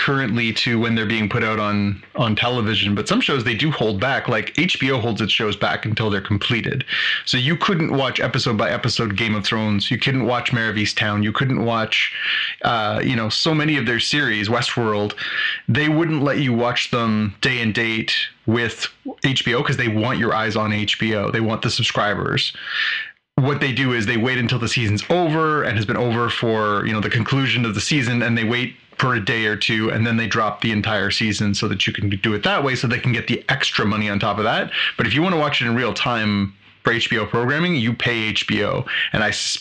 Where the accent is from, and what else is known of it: Canada